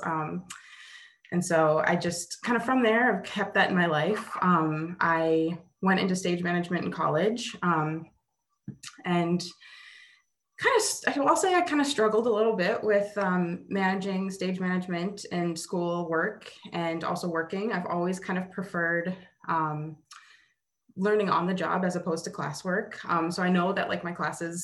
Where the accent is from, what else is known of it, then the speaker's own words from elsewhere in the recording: Mandan, North Dakota, United States; I grew up in a pretty small town called Mandan, North Dakota